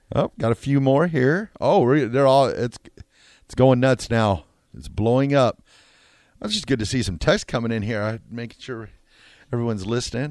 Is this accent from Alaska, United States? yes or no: no; Pierce, Nebraska, United States; We're, we're both from Pierce